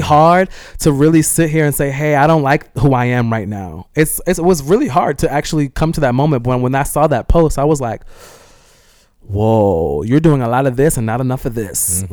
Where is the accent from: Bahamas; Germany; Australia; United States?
United States; California; I'm from California